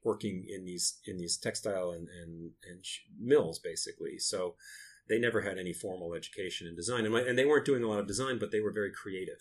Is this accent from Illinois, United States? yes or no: no; Lewiston, Maine, United States; I am from Lewiston, Maine, which is a small uh, mill town